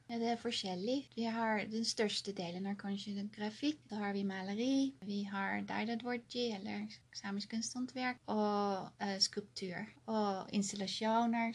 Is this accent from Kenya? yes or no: no; Netherlands; now in Karasjok, Norway; opprinnelig fra Nederland